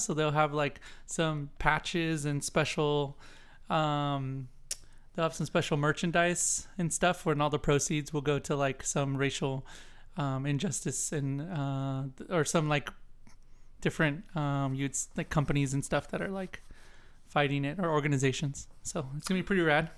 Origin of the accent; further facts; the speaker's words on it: San Diego, California, United States; I'm from San Diego